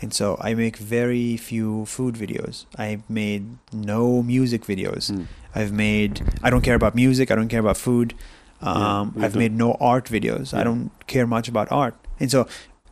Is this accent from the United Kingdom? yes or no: no; Israel; moved away as an adult; I grew up in Israel 20 years as an Arab Israeli